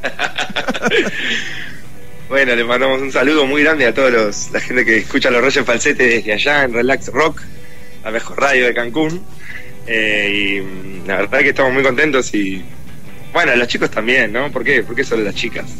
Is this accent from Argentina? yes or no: yes; Argentina